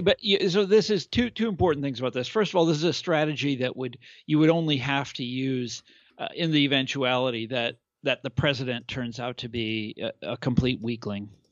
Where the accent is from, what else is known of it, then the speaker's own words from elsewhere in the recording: Kansas, United States; I'm from Kansas